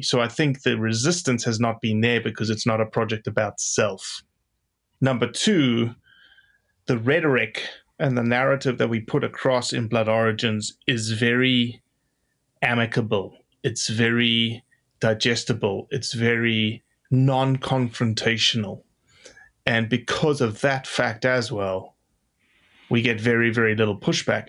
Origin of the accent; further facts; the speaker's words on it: Johannesburg, Gauteng, South Africa; moved away as an adult; now in United States; I grew up in Johannesburg, South Africa, of eight and a half million people